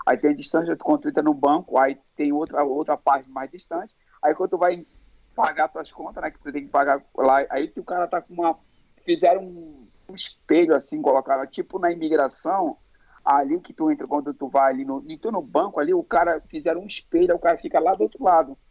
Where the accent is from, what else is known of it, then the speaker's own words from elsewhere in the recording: Manaus, Amazonas, Brazil; me trouxe para cidade da Amazônia, Manaus, onde eu nasci.